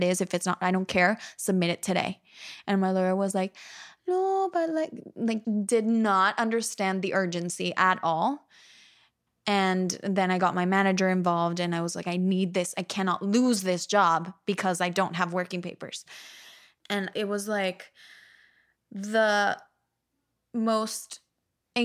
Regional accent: Monterrey, Nuevo León, Mexico; moved away as an adult; also born or lived in New York; 2 hours from my hometown in Mexico

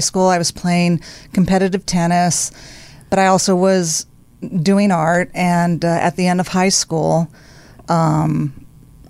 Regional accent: Monterey Park, California, United States; also born or lived in West Hollywood; I was born and raised in Monterey Park

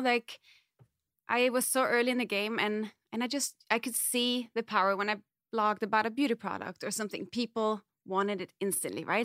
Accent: Denmark; moved away as an adult; now in Los Angeles, United States; I grew up in Denmark, born in Denmark

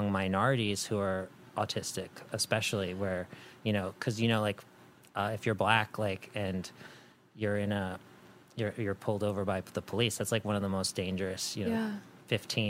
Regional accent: East Coast, United States; moved away as an adult; now in Los Angeles, United States; I grew up on the East Coast, and, you know, there's a different energy there.

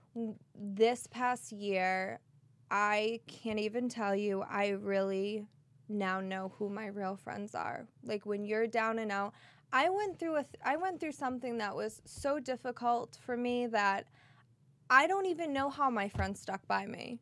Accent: Boston, Massachusetts, United States; accent: Boston; my Boston accent

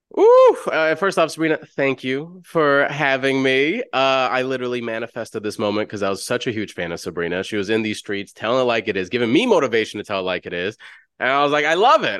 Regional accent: Chicago, Illinois, United States; I'm from South Side Chicago, oldest of ten siblings. I grew up in the hood.

